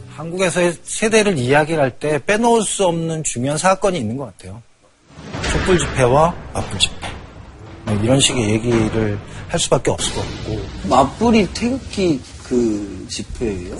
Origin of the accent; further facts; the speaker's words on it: Seoul, South Korea; 근데 저는 사실은 그 삼각지에서 태어났거든요.